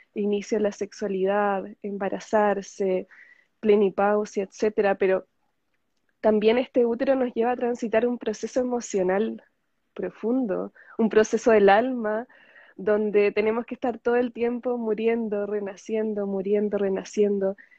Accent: Chile; soy chilena, estoy en Chile

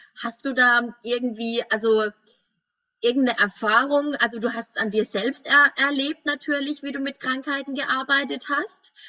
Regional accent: Würzburg, Bavaria, Germany; ich komme ja aus Würzburg

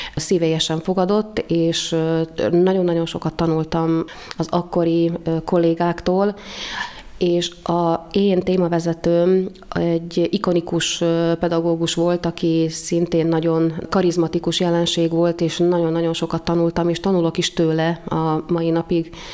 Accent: Dunajská Streda, Trnava Region, Slovakia; also born or lived in Bratislava, Slovakia; Többen voltunk ott ebben az iskolában Dunaszerdehelyről

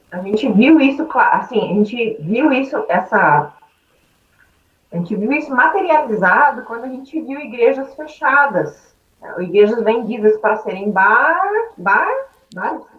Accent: Brazil; moved away; como brasileiro

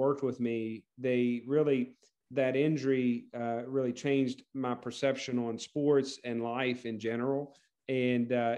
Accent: West Virginia, United States; my home state, WVU

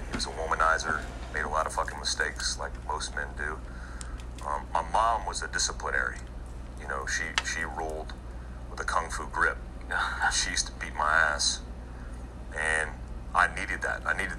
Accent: Daytona Beach, Florida, United States; also born or lived in Germany; I grew up in Daytona Beach, Florida, for the most part, and I say for the most part because I was all over the place. I lived my first 4 years in life in Germany

